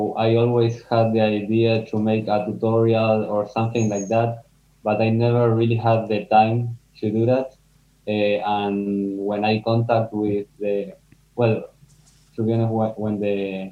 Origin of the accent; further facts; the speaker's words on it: Argentina; moved away as an adult; also born or lived in Amsterdam, Netherlands; now in Spain; I am from Argentina, and I lived all my life there. But the last 2 years, I have been living in Amsterdam. And this last month, I came to Spain